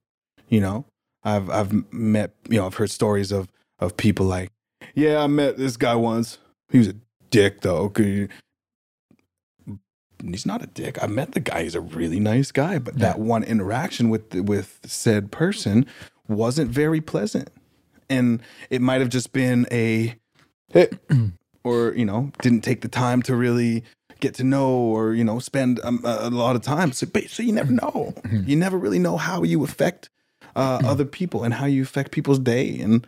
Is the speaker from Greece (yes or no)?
no; Saskatchewan, Canada; I had a friend of mine that I grew up with in Saskatchewan